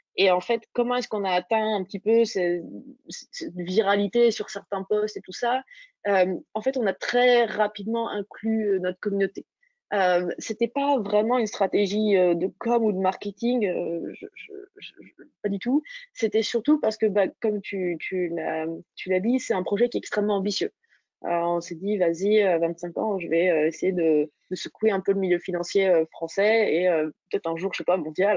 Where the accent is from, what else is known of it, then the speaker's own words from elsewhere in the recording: Dijon, Bourgogne-Franche-Comté, France; je viens de, de Dijon, de Bourgogne